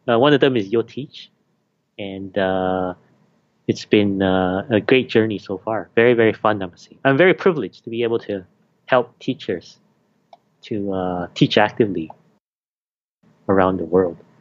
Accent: Canada; moved away as an adult; also born or lived in Malaysia; now in Hong Kong; I was born in Malaysia, then I grew up in Canada since I was seven

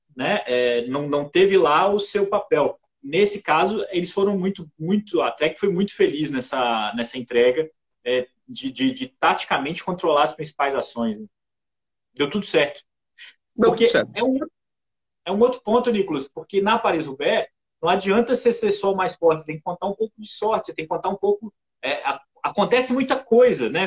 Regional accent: Juiz de Fora, Minas Gerais, Brazil; a minha cidade natal, lembrava Juiz de Fora

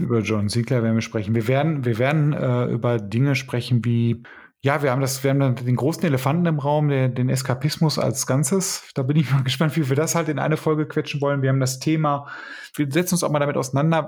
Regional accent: Bochum, North Rhine-Westphalia, Germany; Ja, ich komme übrigens aus Bochum. Ich bin hier tatsächlich geboren

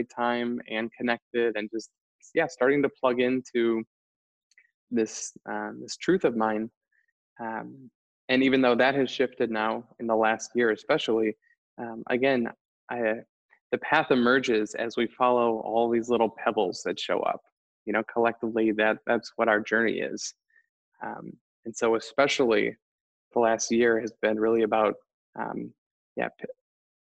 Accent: Wisconsin, United States; now in Boulder, United States; I am from Wisconsin. I live in Boulder.

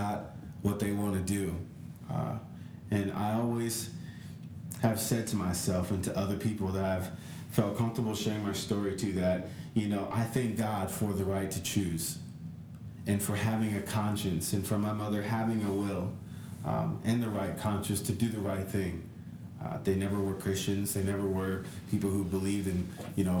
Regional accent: California, United States; I'm from California.

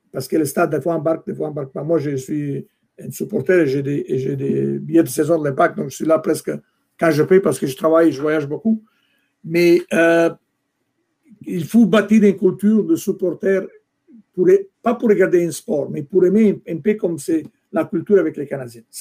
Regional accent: Italy; moved away; Moi, je venais d'Italie, je pense, en 1974, c'était les années 80, début des années 80. J'avais cette culture de soccer, football en Italie.

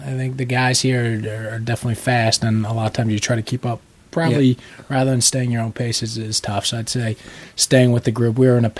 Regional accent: New York City, New York, United States; From New York City.

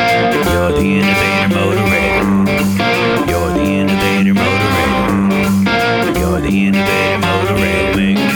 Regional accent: Chicago, Illinois, United States; also born or lived in Wyoming; I grew up outside of Chicago.

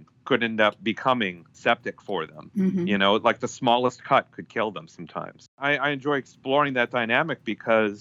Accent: Minnesota, United States; Being a Minnesotan

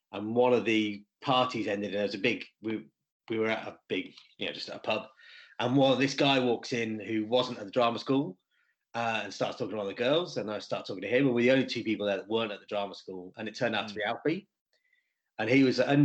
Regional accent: Lichfield, West Midlands, United Kingdom; also born or lived in North London; now in Lichfield, United Kingdom; growing up in the Midlands and moving to North London

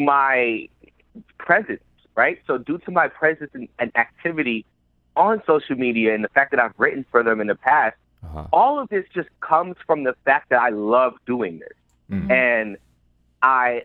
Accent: New York City, New York, United States; I grew up in the South Bronx, one of the poorest congressional district in the country.

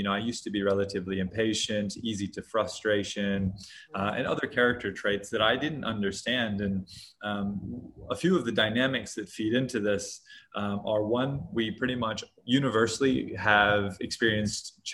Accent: Hawaii, United States; moved away; also born or lived in Hong Kong; I grew up in Hawaii in the US

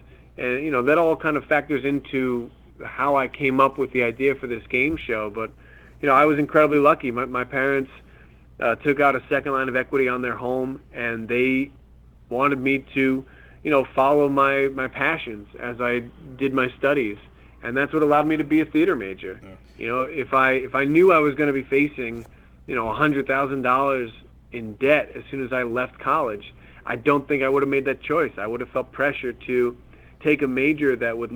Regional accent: Glen Rock, New Jersey, United States; I grew up in Glen Rock, New Jersey, which is a very quaint suburban town in northern New Jersey

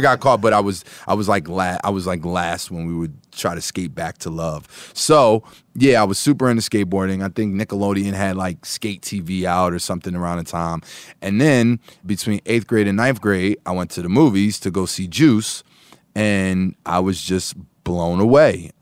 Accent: Philadelphia, Pennsylvania, United States; moved away as an adult; now in Atlanta, United States; I've literally been in Atlanta longer than I was in Philly, but those 18 years of born and raised in Philly. Once from Philly, always from Philly.

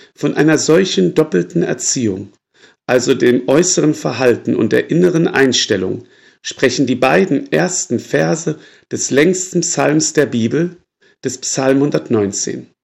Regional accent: Würzburg, Bavaria, Germany; bei uns in Würzburg

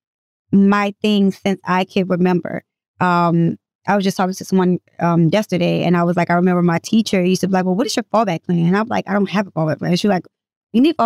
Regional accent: Baltimore, Maryland, United States; also born or lived in Norfolk, Virginia / California; I was raised in Norfolk up until I was like six. And then my mom moved to the west side of Baltimore. So Baltimore is ultimately the streets that raised me. So that's what I consider home

